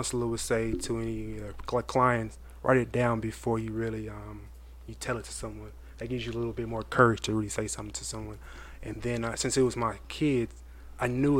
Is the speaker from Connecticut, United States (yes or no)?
no; Fort Worth, Texas, United States; from Fort Worth.